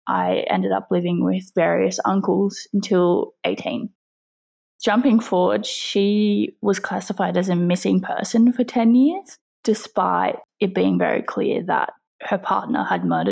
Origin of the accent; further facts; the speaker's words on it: Australia; I am 24 years old and I am from Australia